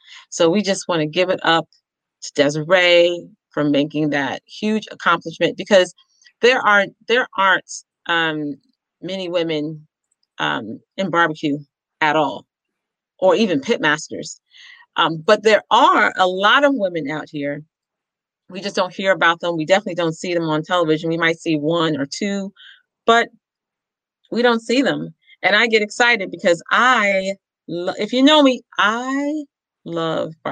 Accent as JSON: {"language": "English", "region": "Ohio", "country": "United States", "moved": "yes", "lives_now": "New York, United States", "said": "I'm from Ohio, so it's cold"}